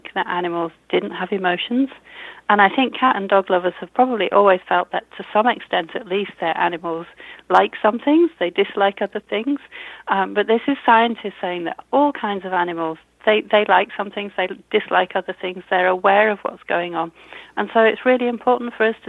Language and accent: English; United Kingdom; accent: British; You can tell I'm British from my accent.